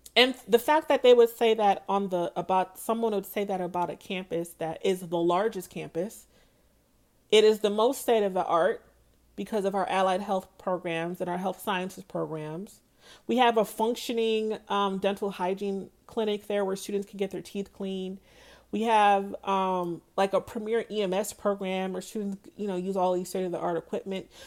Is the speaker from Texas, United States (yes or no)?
no; Pine Hills, Florida, United States; I'm from Pine Hills. I am Pine Hills till I die. I tell people that I am Pine Hills royalty. I love where I grew up